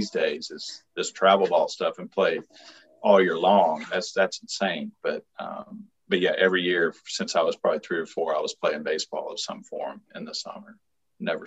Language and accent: English; Carrollton, Mississippi, United States; I grew up in Carrollton, Mississippi, a little podunk town in north central Mississippi